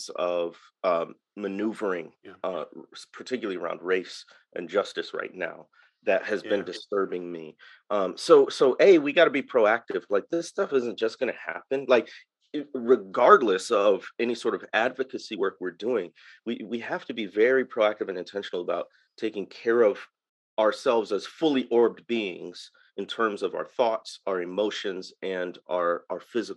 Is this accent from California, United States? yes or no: no; Waukegan, Illinois, United States; born or raised there; moved away as an adult; now in Mississippi Delta, United States